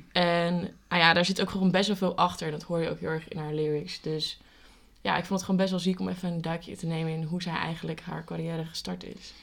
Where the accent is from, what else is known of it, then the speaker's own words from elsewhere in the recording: Amersfoort, Utrecht, Netherlands; wij komen dus uit Amersfoort